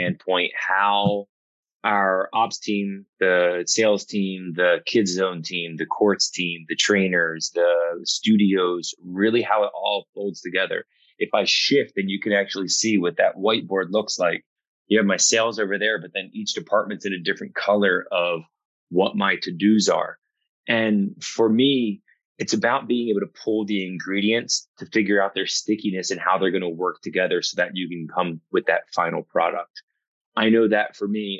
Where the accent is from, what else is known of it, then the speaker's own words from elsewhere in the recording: New Jersey, United States; I'm from South Jersey, so it was very nice for me to be able to jump over the bridge